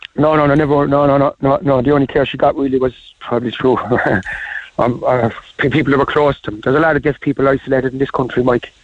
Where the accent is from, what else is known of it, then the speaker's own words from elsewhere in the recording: Ireland; I'm an Irishman, proud Irishman